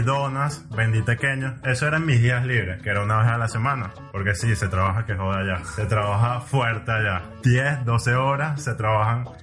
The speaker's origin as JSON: {"language": "Spanish", "country": "Venezuela", "said": "como venezolanos"}